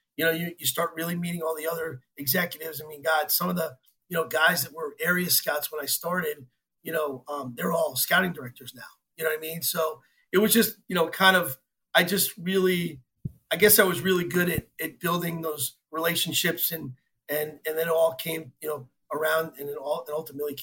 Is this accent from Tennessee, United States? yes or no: no; New York, United States; I grew up in New York